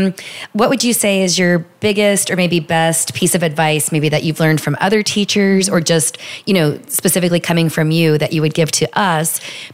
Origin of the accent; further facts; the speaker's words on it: New Orleans, Louisiana, United States; I'm from New Orleans.